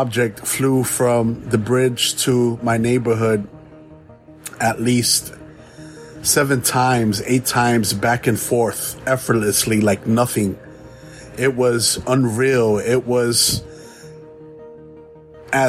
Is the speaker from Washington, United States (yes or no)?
no; New York City, New York, United States; moved away as an adult; now in South Florida, United States; I'm a native New Yorker. I was born and raised in the Bronx